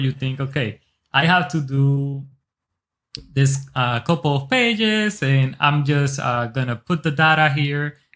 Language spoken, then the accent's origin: English; Dominican Republic; also born or lived in Newark, New Jersey, United States; now in United States; originally from the Dominican Republic. I was born here in Newark, New Jersey, but I moved when I was like 6 years old to the R, and I was raised there with my family